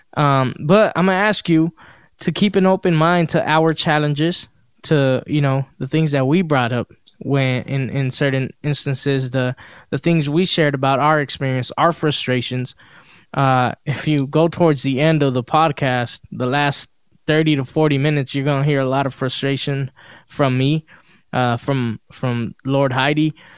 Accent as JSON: {"language": "English", "town": "Los Angeles", "region": "California", "country": "United States", "tie": "born or raised there", "said": "we grew up in South Central"}